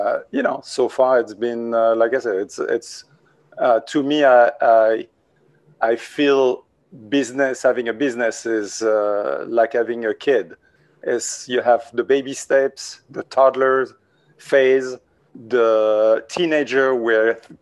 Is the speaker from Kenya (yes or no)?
no; France; English is a second language; moved away as an adult; also born or lived in Washington, D.C., United States; now in New York City, United States; I'm from France